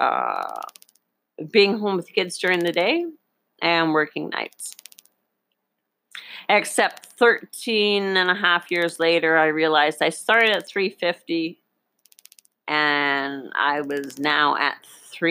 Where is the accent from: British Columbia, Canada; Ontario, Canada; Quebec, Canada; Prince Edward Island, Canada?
Ontario, Canada; Northern; also born or lived in Boquete, Panama; now in Panama; When I grew up in Northern Ontario, Canada